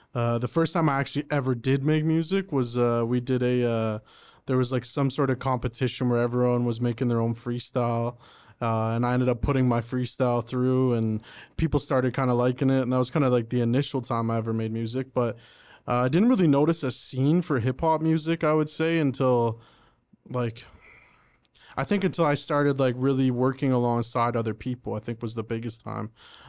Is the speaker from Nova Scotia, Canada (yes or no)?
no; Oshawa, Ontario, Canada; also born or lived in Pickering, Canada; now in Ajax, Canada; I was born and raised in Oshawa. I lived there pretty much my whole life. Until pretty much when my girlfriend got pregnant, and we moved out, just the three of like me and her, and we moved to Pickering at first, and now we're in Ajax now